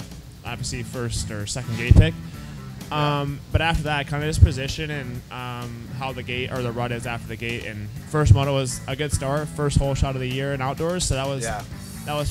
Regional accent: Midwest, United States; growing up in the Midwest

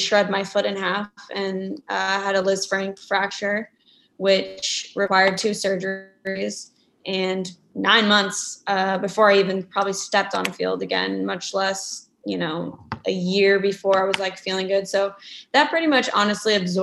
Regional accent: Kansas City, United States; got drafted back to my hometown

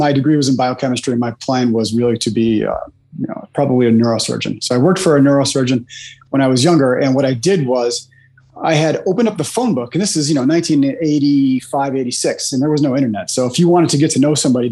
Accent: Chicago, Illinois, United States; I'm from Chicago, Illinois, in the United States

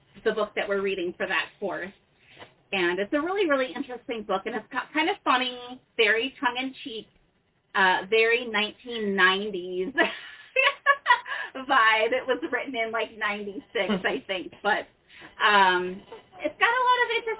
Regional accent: Minneapolis, Minnesota, United States; now in Charlottesville, United States; I grew up in Minneapolis, currently living in Charlottesville, Virginia.

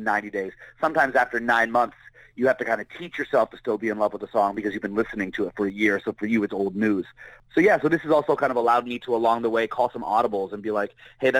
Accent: Barrie, Ontario, Canada; moved away; I'm from Barrie, Ontario. That's a small town

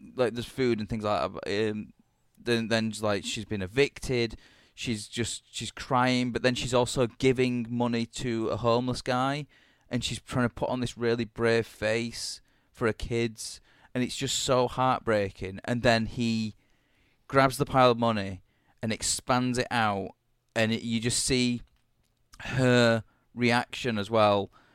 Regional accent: United Kingdom; being a British asshole

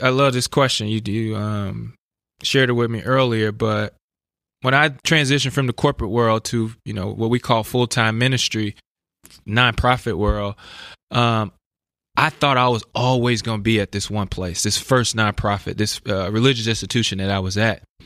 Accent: Chicago, Illinois, United States; I grew up in West Inglewood, which is also an at-risk neighborhood

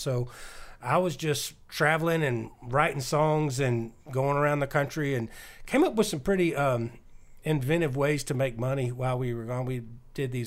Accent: Nashville, Tennessee, United States; I was born in Nashville

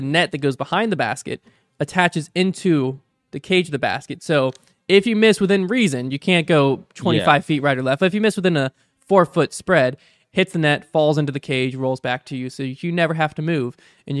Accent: Michigan, United States; Hi, guys. … I'm from Michigan.

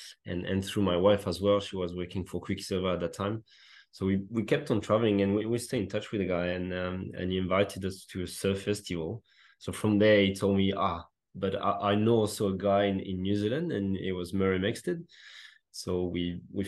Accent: France; English is a second language; moved away as an adult; also born or lived in Australia / Netherlands; as a classic Frenchman, I couldn't speak a word of English

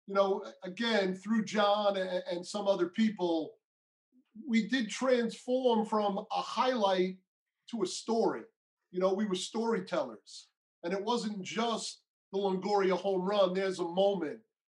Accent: New York, United States; Being a New Yorker

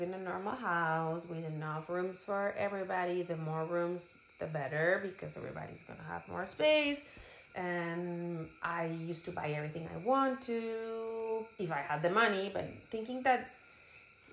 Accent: Bogota, Colombia; moved away as an adult; also born or lived in Santa Marta, Colombia / Miami, United States / Cuba / Spain; now in California, United States; I grew up in the mountains in Bogota, in the capital of Colombia.

